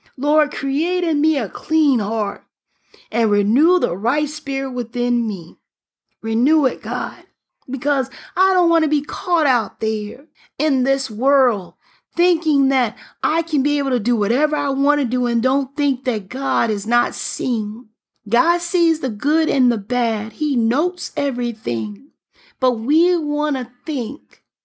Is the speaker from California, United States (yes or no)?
no; Birmingham, Alabama, United States; I'm from Birmingham